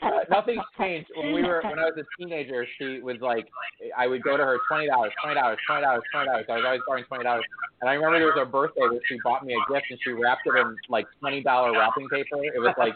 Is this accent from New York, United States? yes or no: no; Ohio, United States; also born or lived in Chicago, Illinois; now in California, United States; I was born and raised in Ohio, but I lived longer in Chicago